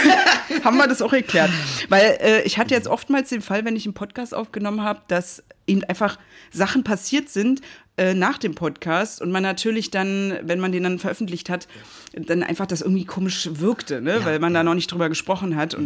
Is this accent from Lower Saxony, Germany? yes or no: no; Berlin, Germany; ich bin so ein Berliner Kind